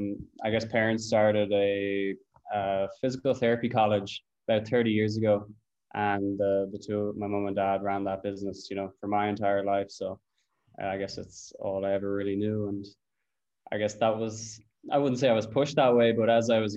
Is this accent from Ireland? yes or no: yes; Cabinteely, Leinster, Ireland; We built these kind of mountain bike tracks in Cabinteely Park.